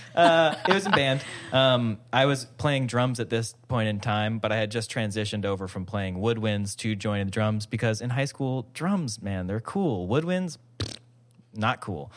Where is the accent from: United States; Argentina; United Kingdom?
United States; Hawaii; I grew up in Hawaii